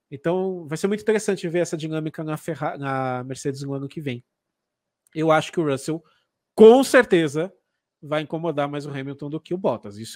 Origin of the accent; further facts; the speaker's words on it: Paraná, Brazil; now in Santa Catarina, Brazil; Eu sou paranaense. Paranaense, mas você mora em Santa Catarina hoje. moro em Santa Catarina